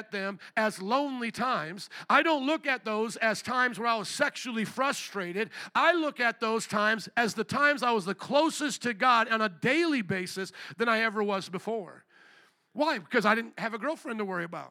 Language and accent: English; New Orleans, Louisiana, United States; moved away; also born or lived in Chicago; I was from New Orleans.